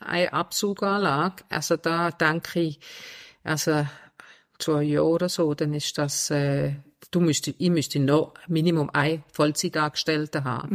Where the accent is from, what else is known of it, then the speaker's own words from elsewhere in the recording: Denmark; now in Switzerland; ich bin ursprünglich aus Dänemark